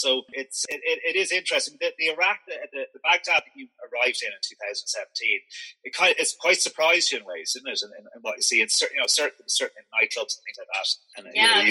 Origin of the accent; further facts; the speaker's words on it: Ireland; being an Irishman, we've had the troubles up north, and it's a similar thing. I mean, as a southerner, we're very distance from it.